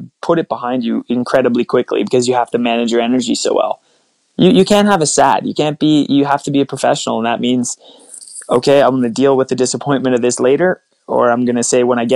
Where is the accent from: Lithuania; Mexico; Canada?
Canada; Sudbury, Ontario; I grew up in Sudbury, Ontario, played a lot of hockey